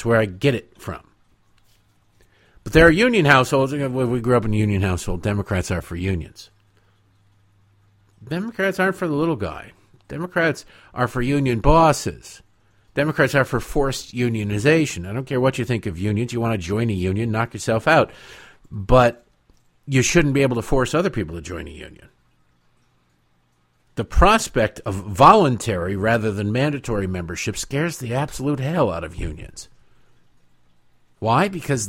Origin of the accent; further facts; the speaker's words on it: Detroit, Michigan, United States; Growing up in Detroit, Detroit is a pit. Detroit is a disaster.